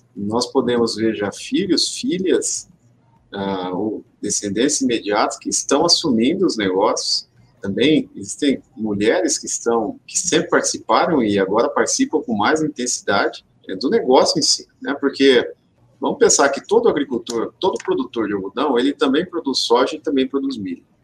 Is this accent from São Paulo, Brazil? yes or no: yes; interior of São Paulo, Brazil; Eu sou aqui do interior de São Paulo, sou filho de agricultor também.